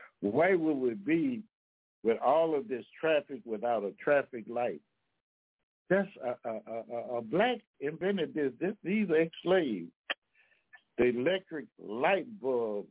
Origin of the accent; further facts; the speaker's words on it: Louisiana, United States; I'm from Louisiana now